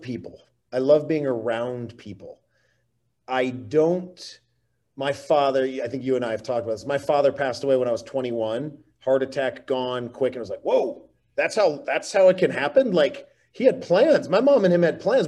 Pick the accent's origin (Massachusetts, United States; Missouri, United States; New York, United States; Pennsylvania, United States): New York, United States; Oneonta; moved away; also born or lived in Italy / Miami; I grew up in Oneonta, New York, right by Cooperstown.